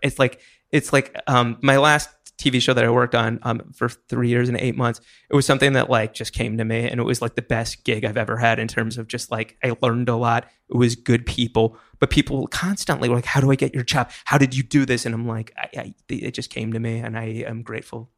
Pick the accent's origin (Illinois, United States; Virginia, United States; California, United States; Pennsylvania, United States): Pennsylvania, United States; Hershey; moved away as an adult; now in New York, United States; I moved here when I was eighteen. Before then, I was in Hershey, Pennsylvania, where they make chocolate.